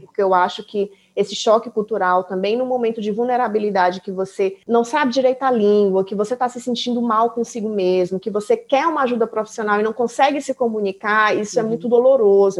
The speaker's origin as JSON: {"language": "Portuguese", "country": "Brazil", "moved": "as an adult", "lives_now": "Germany", "said": "eu sou do Brasil, eu tô aprendendo alemão"}